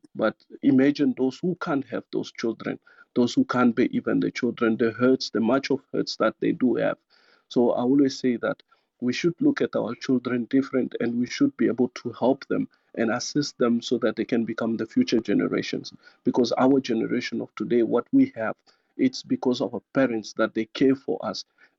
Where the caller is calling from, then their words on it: Zimbabwe; I'm finding myself, I'm still in Zimbabwe.